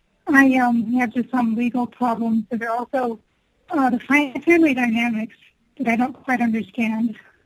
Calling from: Colorado Springs, Colorado, United States; I'm calling from Colorado Springs.

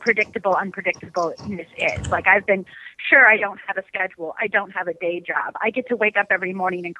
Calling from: California, United States; I'm calling from Lolita, California.

